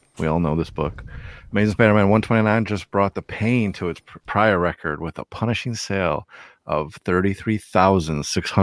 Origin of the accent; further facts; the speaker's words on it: Detroit, Michigan, United States; Detroit, Michigan